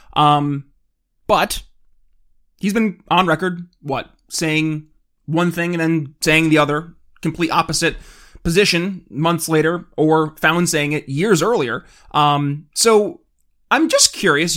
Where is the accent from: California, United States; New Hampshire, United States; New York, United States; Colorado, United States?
New York, United States; my home state of New York